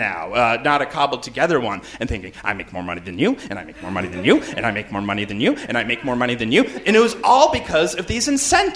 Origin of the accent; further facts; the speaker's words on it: Canada; I'm from Canada.